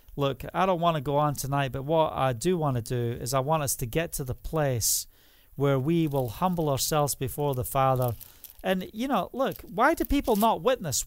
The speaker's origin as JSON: {"language": "English", "region": "Scotland", "country": "United Kingdom", "moved": "yes", "lives_now": "Israel", "said": "I'm from Scotland"}